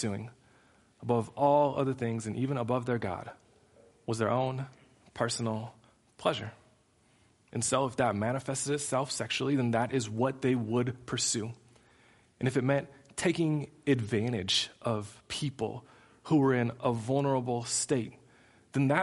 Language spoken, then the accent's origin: English; United States; as an American Christ follower